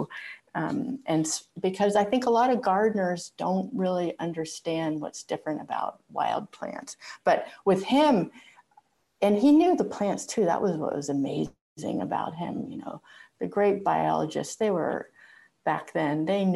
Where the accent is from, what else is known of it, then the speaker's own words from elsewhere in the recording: outside of Pittsburgh, Pennsylvania, United States; now in Portland, Maine, United States; I was born outside of Pittsburgh, Pennsylvania, about 15 miles outside of the city. I grew up in an old farm